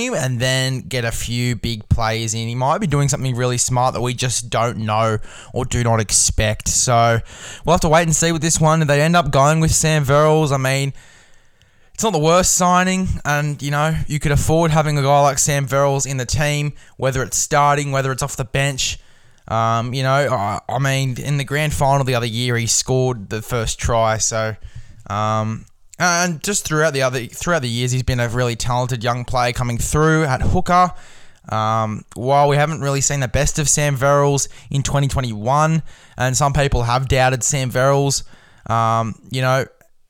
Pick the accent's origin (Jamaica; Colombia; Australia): Australia; an Aussie man myself